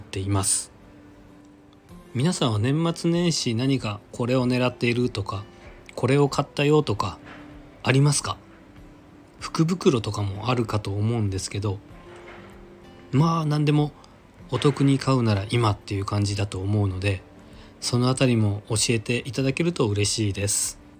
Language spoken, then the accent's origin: Japanese; Nagasaki, Japan; now in Kanto, Japan; 地元長崎に帰省する